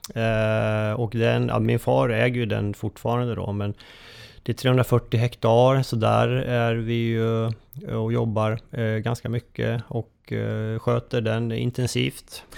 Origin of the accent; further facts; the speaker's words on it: Köping, Västmanland, Sweden; jag är ju eh, från Köping